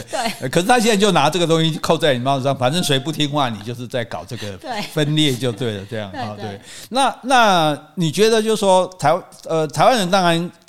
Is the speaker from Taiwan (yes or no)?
no; Hong Kong; 就是我是香港人，对。